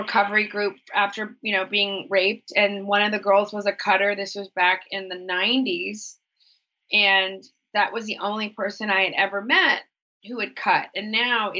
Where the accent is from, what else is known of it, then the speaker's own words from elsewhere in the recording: Texas, United States; I grew up in Texas mm-hmm. in the 80s